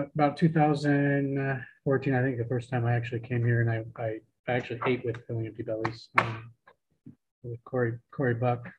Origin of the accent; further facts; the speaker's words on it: Portland, Oregon, United States; moved away as an adult; now in Astoria, United States; I was born and raised in Portland